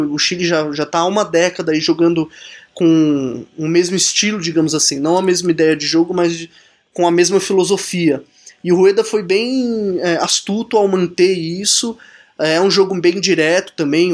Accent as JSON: {"language": "Portuguese", "country": "Brazil", "said": "como bom brasileiro que sou"}